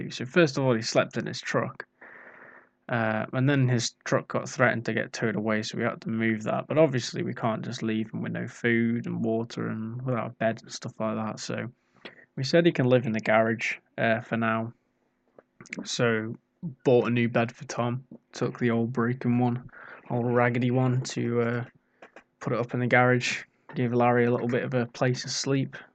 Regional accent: Ireland; I know exactly what I'm doing. I'm Irish.

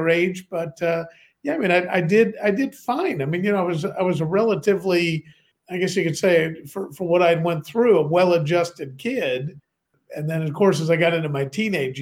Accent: Chicago, Illinois, United States; also born or lived in London, United Kingdom; now in Bath, United Kingdom; Originally in Chicago, in the city where I grew up. And then after both my parents passed away, I was in that orphanages and foster homes, but all around the Chicago area.

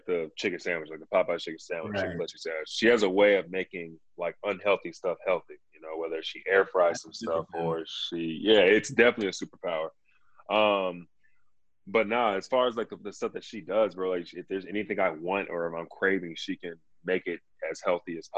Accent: Dallas, Texas, United States; I grew up in Dallas

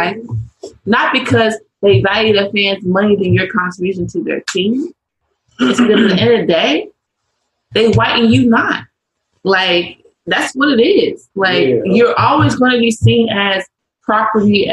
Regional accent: St. Louis, Missouri, United States; I grew up born and raised in St. Louis, Missouri

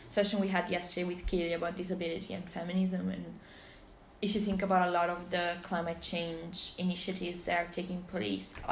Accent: Naples, Campania, Italy; now in Edinburgh, United Kingdom; Naples, where I'm from

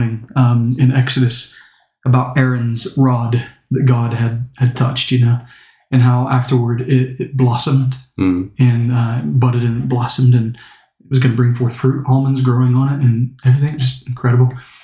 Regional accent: United States; now in Stoke-on-Trent, United Kingdom

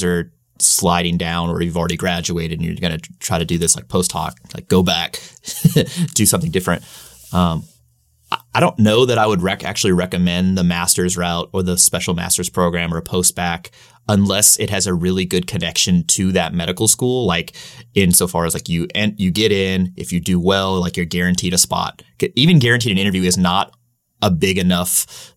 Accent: St. Louis, Missouri, United States; moved away as an adult; also born or lived in Virginia; we're both from St. Louis

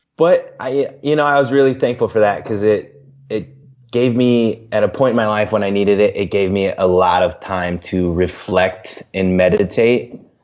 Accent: Central Illinois, United States; moved away as an adult; also born or lived in Central Iowa; now in Des Moines, United States; I grew up in Central Illinois, and then I lived in Central Iowa for six years

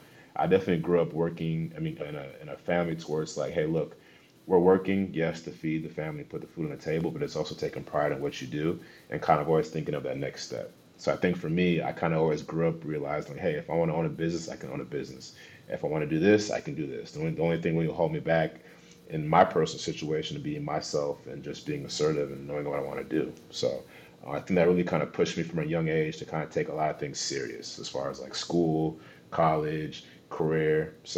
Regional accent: Seattle, Washington, United States; also born or lived in Dallas, Texas / Los Angeles / Chicago / Wisconsin; I was born in Dallas, Texas. Moved around a lot. I mean, I could sit here for 5 minutes listing off every school I went to in every city. places like LA, Chicago, Wisconsin. But I did go to high school in Seattle, Washington.

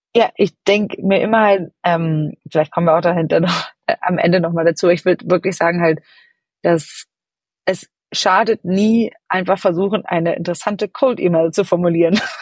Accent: Hamburg, Germany; moved away as an adult; also born or lived in London; now in San Francisco, United States; ich selber bin aus Ham in Hamburg groß geworden

